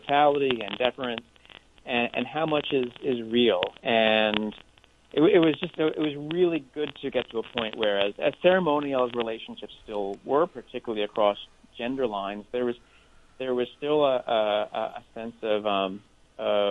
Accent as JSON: {"language": "English", "country": "United States", "said": "as an American"}